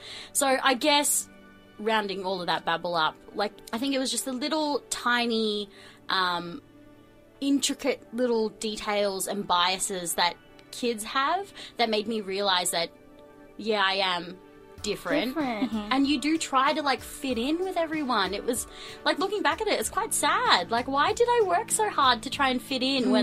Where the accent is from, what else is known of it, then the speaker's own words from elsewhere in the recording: Melbourne, Victoria, Australia; also born or lived in New Zealand; I was born in New Zealand, grew up here in Melbourne.